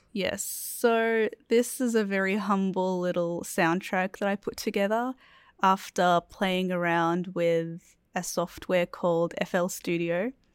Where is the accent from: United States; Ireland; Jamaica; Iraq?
Iraq; moved away; I come from Iraq